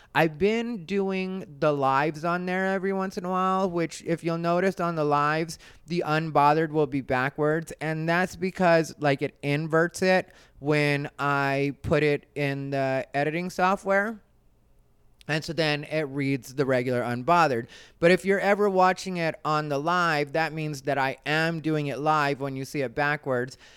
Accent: Arizona, United States; I'm from Arizona, and if you know Arizona people, you know that I am an Arizona person.

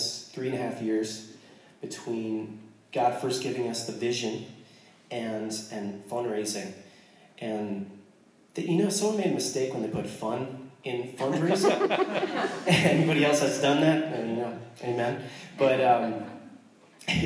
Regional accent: United States; I'm American

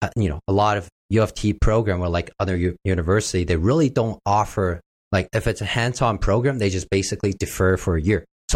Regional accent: Vancouver, British Columbia, Canada; now in Toronto, Canada; I came from Vancouver, right?

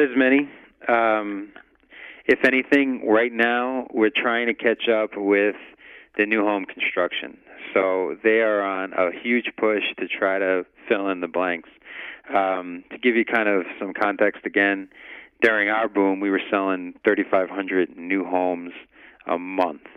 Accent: New York, United States; now in Las Vegas, United States; I'm originally a New Yorker

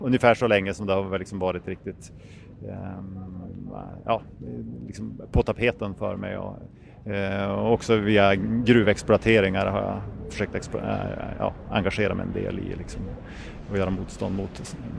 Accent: Umeå, Västerbotten County, Sweden; jag kommer från Umeå

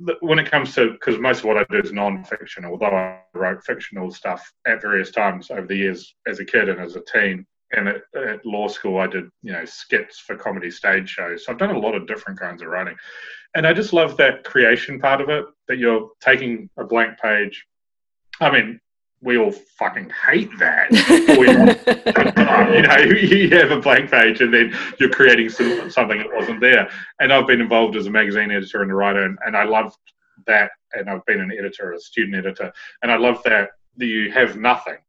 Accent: Nelson, New Zealand; moved away as an adult; now in United Kingdom; Growing up in Nelson

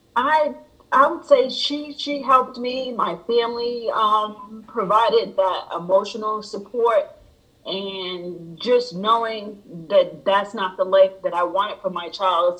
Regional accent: Rhode Island, United States; moved away as an adult; now in Georgia, United States; I am originally from Rhode Island

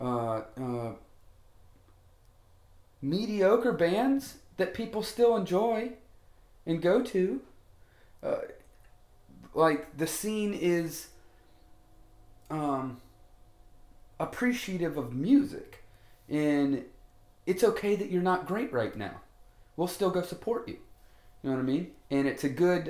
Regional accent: Orlando, Florida, United States; I grew up in Orlando.

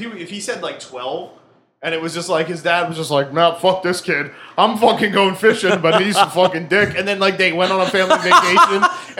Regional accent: New Jersey, United States; I grew up in Jersey

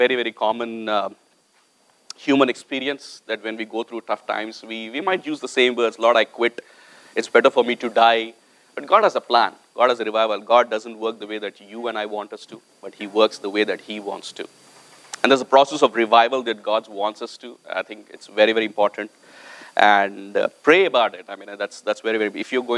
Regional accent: India; moved away; I came from India

